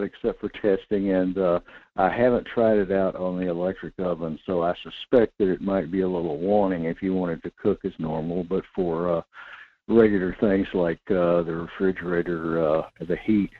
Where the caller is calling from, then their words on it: North Pole, Alaska, United States; in North Pole